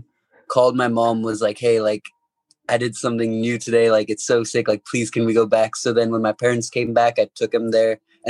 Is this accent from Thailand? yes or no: yes; Thailand; also born or lived in Hong Kong; And then when I turned 2, he got transferred to Thailand, so I moved to Thailand.